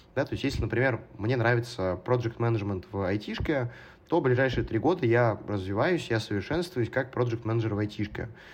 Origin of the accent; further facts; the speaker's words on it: Perm, Perm Krai, Russia; moved away as an adult; also born or lived in Moscow; now in London, United Kingdom; Пермь, город, откуда я родом, это достаточно маленький город